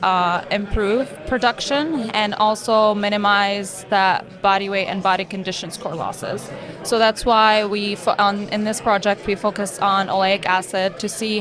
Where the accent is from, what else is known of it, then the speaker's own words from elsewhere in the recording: Beirut, Beirut Governorate, Lebanon; moved away as an adult; now in Michigan, United States; So I'm originally from Beirut, Lebanon. I was born and raised in Lebanon